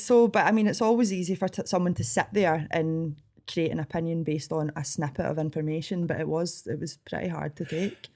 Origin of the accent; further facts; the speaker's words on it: Scotland, United Kingdom; accent: Scottish; I didn't realise how Scottish I sounded